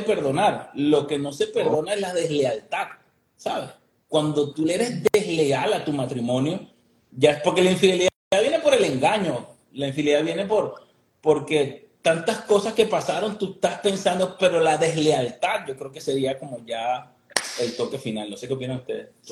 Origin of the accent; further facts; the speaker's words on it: Venezuela; now in Miami, United States; nosotros somos Venezuela, vienen de Venezuela